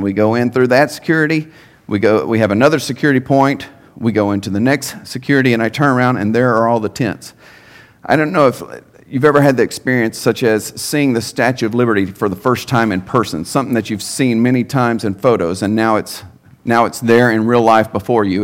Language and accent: English; Henderson, Texas, United States; I'm a native of East Texas. Um, born and raised in Henderson, Texas